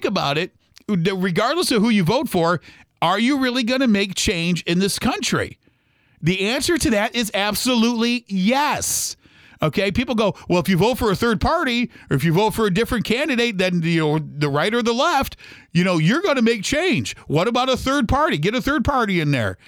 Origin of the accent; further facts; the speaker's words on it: United States; as American people